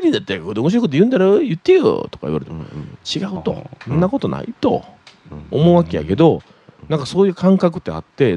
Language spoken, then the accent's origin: Japanese; Osaka, Japan; 大阪人やから